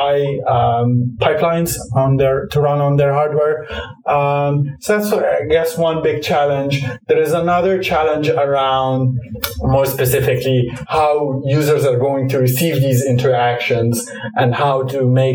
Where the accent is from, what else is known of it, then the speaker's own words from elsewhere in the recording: Cairo, Cairo Governorate, Egypt; moved away; I grew up in Cairo, Egypt